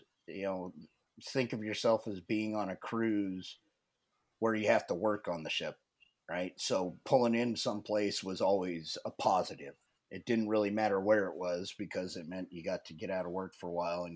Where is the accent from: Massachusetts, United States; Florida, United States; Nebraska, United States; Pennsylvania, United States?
Nebraska, United States; moved away as an adult; I grew up in Nebraska